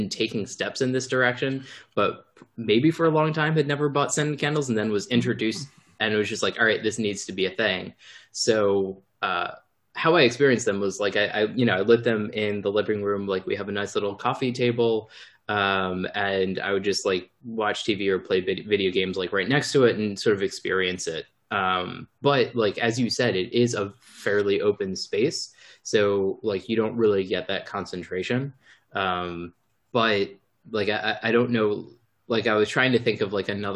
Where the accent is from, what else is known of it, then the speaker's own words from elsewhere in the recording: Baltimore, Maryland, United States; Growing up in Baltimore, like we definitely had candles